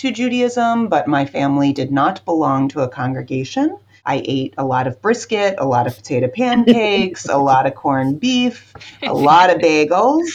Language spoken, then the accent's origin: English; Pittsburgh, Pennsylvania, United States; also born or lived in New York City / Los Angeles / Washington, D.C. suburbs; now in Lancaster, United States; I am originally from Pittsburgh, Pennsylvania